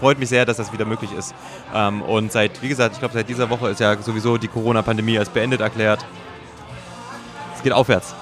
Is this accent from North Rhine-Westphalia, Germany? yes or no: no; Thuringia, Germany; moved away; ich bin ja Thüringer, wir waren in Thüringen